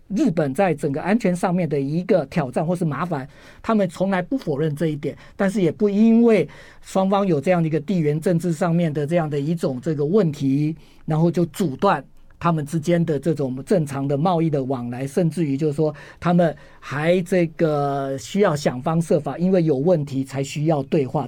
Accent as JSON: {"language": "Chinese", "country": "Taiwan", "said": "我们台湾人已经， 已经， 已经 拼命地在吃你们的这个日本的农产品"}